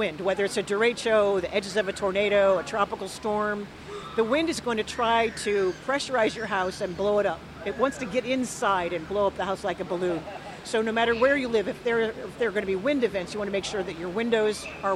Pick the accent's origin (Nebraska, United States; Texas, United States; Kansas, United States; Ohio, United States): Nebraska, United States; I grew up in Nebraska